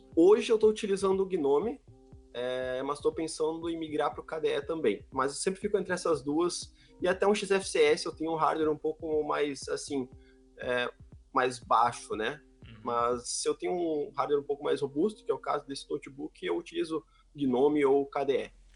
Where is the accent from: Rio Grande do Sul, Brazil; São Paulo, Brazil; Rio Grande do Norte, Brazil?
Rio Grande do Sul, Brazil; Sapiranga; sou aqui de Sapiranga, conterrâneo do Dio